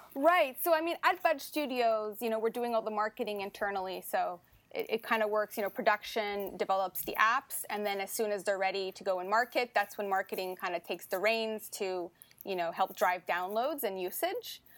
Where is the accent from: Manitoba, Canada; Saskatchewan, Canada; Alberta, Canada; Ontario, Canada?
Ontario, Canada; Ottawa; moved away as an adult; now in Montreal, Canada; I was born and raised in Ottawa, so I'm actually happy to be coming back to my hometown